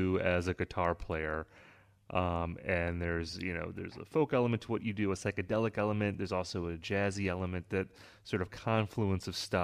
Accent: Wisconsin, United States; I'm from Wisconsin

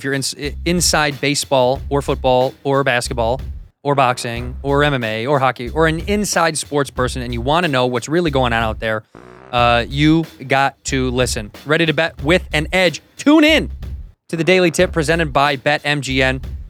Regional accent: Chicago, Illinois, United States; now in Los Angeles, United States; No, I'm from Chicago.

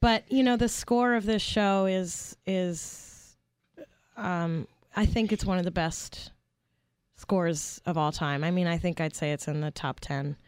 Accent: New York City, New York, United States; I grew up in Brooklyn, New York.

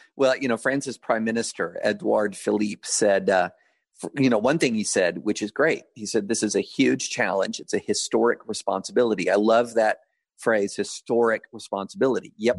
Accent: United States; I'm an American.

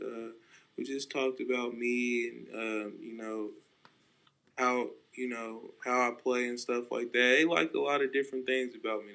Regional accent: Stockton, California, United States; I'm from Stockton, California. You know, it's not the you know, best city. It's very rough, and you learn to develop some tough skin

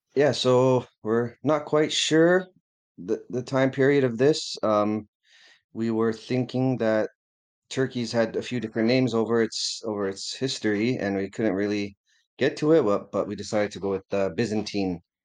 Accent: Canada; being a Canadian

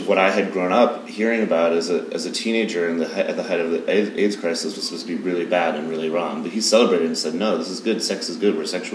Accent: Massachusetts, United States; moved away as an adult; also born or lived in New York / Boston; now in Los Angeles, United States; I grew up in Massachusetts.

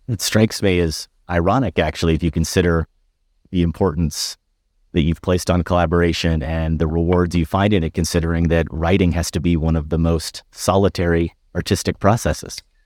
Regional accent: Iowa, United States; I grew up in Iowa

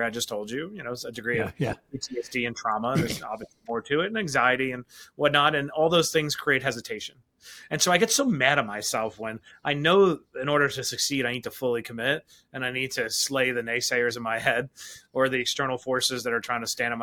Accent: New York City, New York, United States; I grew up in Queens, New York, the product of a single mom

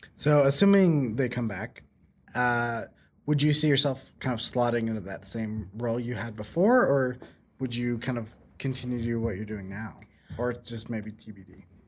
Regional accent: Oregon, United States; Being from Oregon

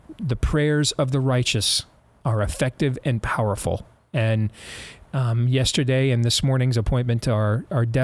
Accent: Grand Rapids, Michigan, United States; moved away; it's my hometown

